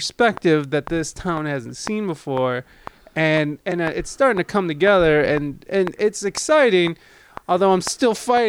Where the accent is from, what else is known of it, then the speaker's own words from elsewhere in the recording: Toledo, Ohio, United States; also born or lived in San Diego; now in Toledo, United States; coming back to Toledo, because I'm originally from Toledo.